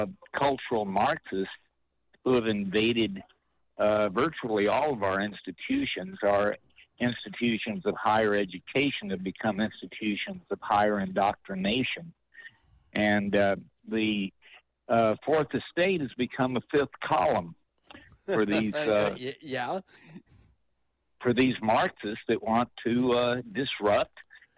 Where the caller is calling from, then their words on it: Monterey, California, United States; I'm calling from Monterey